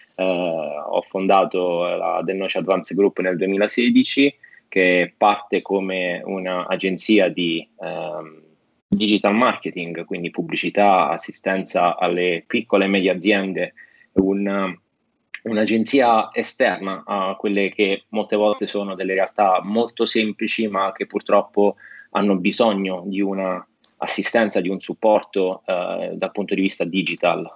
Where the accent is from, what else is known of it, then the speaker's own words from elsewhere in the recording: Italy; also born or lived in United States; io sono italiano, america, sono anche americano, però, eh, prima di tutto italiano